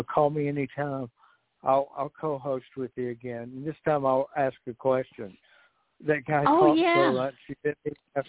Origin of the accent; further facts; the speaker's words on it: Pikeville, Kentucky, United States; moved away; in Pikeville, my hometown